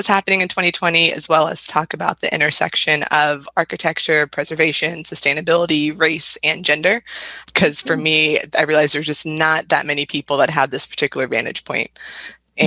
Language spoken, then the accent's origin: English; Virginia, United States; moved away as an adult; now in Maryland, United States; told them I was from Virginia